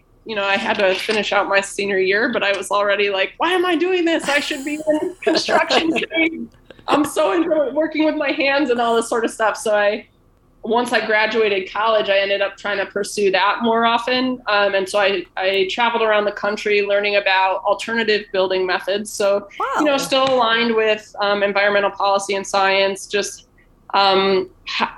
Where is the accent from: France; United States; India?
United States; Buffalo, New York; I'm from Buffalo.